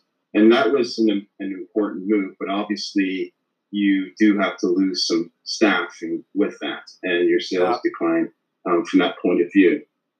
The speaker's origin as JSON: {"language": "English", "town": "Leeds", "region": "Yorkshire and the Humber", "country": "United Kingdom", "lives_now": "Canada", "said": "Leeds, England."}